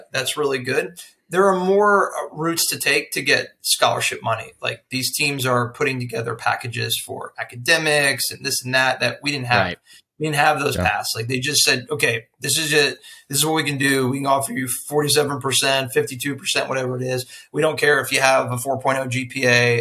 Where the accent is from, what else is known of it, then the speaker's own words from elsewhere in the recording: Florida, United States; I'm from Florida